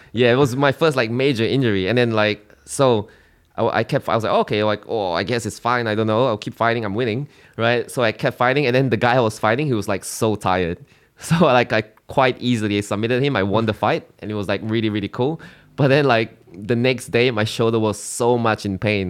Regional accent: Singapore; moved away as an adult; now in Australia; I'm from Singapore.

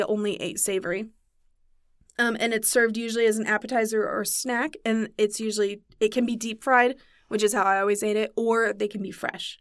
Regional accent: Santa Maria, California, United States; I grew up in Santa Maria, lumpia constantly, especially around Christmas time

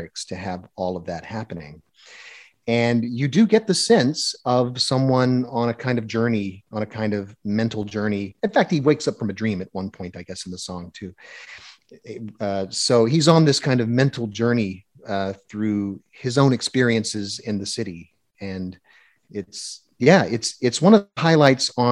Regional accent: United States; I'm an American

